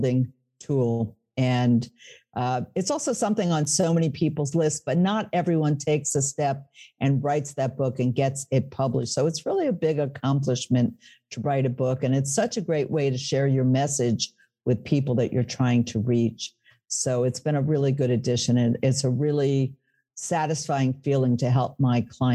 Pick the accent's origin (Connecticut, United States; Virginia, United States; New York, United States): New York, United States; New York City; moved away as an adult; now in Northern New Jersey, United States; I was born in the Bronx, speaking of New York, lived in New York City, and now I'm across the river